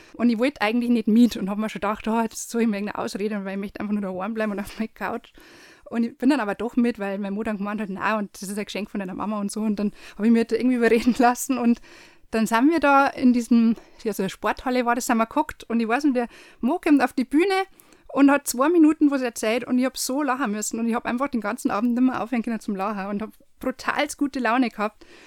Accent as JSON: {"language": "German", "town": "Landshut", "region": "Bavaria", "country": "Germany", "tie": "born or raised there", "lives_now": "Erding district, Germany", "said": "bin gebürtige Landshuterin, wohne jetzt aber im Landkreis Erding"}